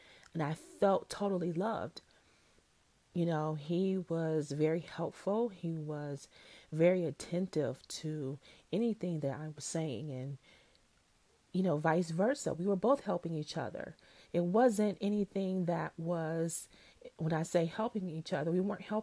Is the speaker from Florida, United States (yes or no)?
no; Detroit, Michigan, United States; I grew up in Detroit, but I moved out to the suburbs when I was in fifth grade.